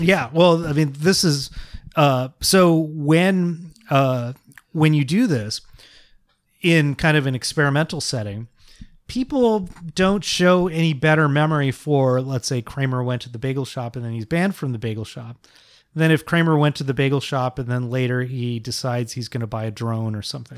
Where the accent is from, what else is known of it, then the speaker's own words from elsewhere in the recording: Bay Area, California, United States; I grew up in the Bay Area